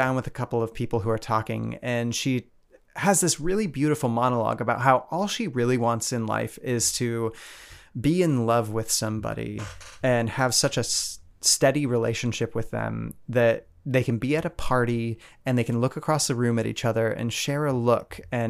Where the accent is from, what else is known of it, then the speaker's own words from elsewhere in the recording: Portland, Oregon, United States; we're from Portland